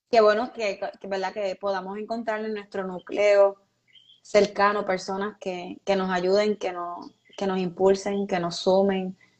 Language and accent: Spanish; Puerto Rico; una de las peores cosas que por lo menos yo he vivido como puertorriqueña fue María